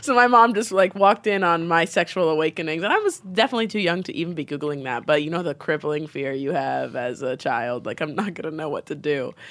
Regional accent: Nebraska, United States; also born or lived in Bronx, New York / Brooklyn, New York; now in New York, United States; I'm from Nebraska, so I'm, like, a, a black girl from Nebraska who was raised Muslim, and my family is East African

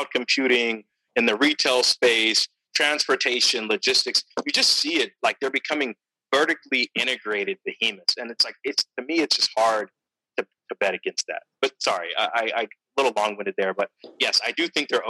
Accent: Stockton, California, United States; I'm from Stockton, California, 209

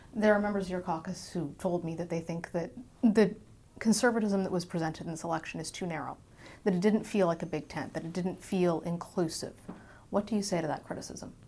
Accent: Alberta, Canada; I'm from Alberta

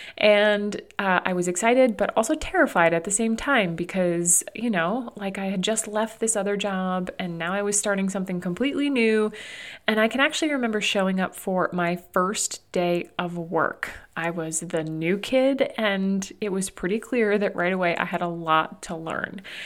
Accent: New Hampshire, United States; moved away as an adult; also born or lived in Arizona; now in Burlington, United States; where we grew up in New Hampshire

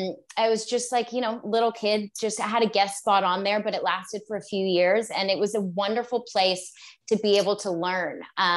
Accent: Australia; also born or lived in Canada; Well, so very valid question. I was born in Canada, moved to Australia when I was about 4.

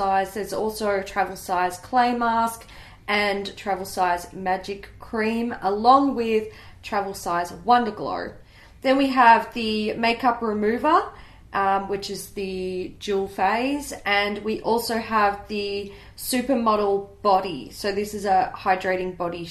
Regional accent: Australia; I'm an Aussie

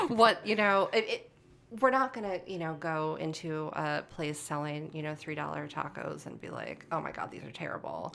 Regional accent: Holyoke, Massachusetts, United States; now in Chicago, United States; I grew up in a town called Holyoke, Massachusetts

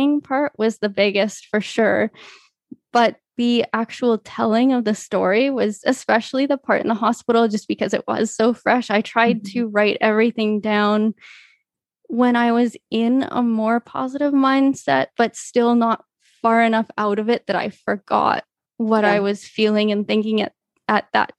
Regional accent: Canada; I've spent as much time growing up as possible kind of surrounded by the Latin community here in Canada.

